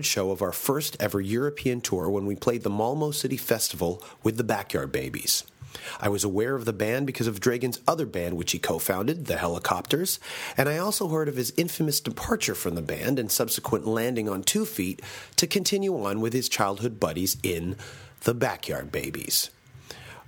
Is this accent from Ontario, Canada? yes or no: yes; Toronto, Ontario, Canada; Toronto is my hometown